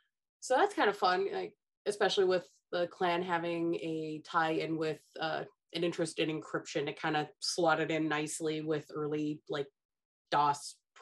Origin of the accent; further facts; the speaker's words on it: Bloomington, Indiana, United States; I grew up in Bloomington